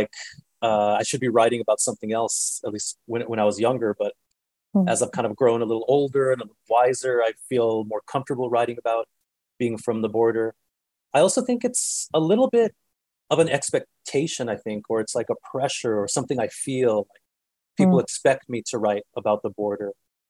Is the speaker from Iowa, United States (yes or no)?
no; El Paso, Texas, United States; I'm from El Paso. All my family is from either El Paso or Juarez. And I grew up sort of like a fish in water, only knowing the border and its particular rhythms of life and what it's like to live between two cultures.